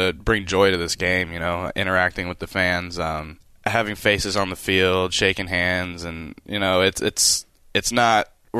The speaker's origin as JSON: {"language": "English", "region": "California", "country": "United States", "tie": "born or raised there", "said": "I grew up right around the corner from the Angels."}